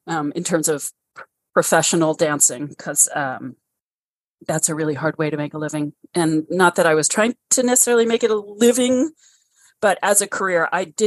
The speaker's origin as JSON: {"language": "English", "town": "New York City", "region": "New York", "country": "United States", "tie": "born or raised there", "moved": "yes", "said": "I grew up in Brooklyn Heights"}